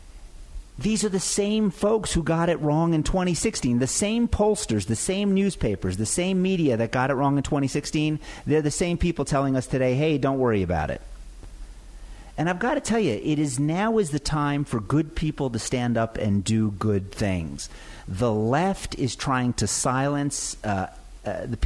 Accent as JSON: {"language": "English", "region": "New Jersey", "country": "United States", "tie": "born or raised there", "moved": "yes", "said": "I grew up in the Garden State."}